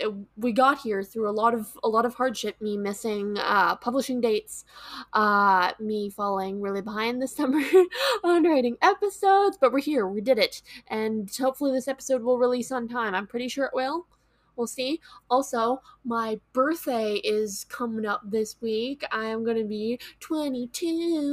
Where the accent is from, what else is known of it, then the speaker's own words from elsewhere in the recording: Scotland, United Kingdom; I'm Scottish, so that's really, really cool.